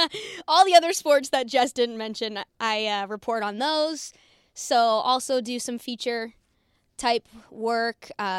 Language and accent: English; Virginia, United States; moved away as an adult; also born or lived in Iowa; now in Oklahoma, United States; So I'm from Virginia, so I don't have this whole Oklahoma background.